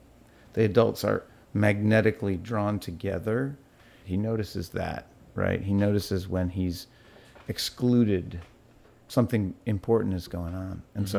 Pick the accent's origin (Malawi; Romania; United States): Malawi; born there; I was born in Malawi in Africa. And my parents were in the Peace Corps.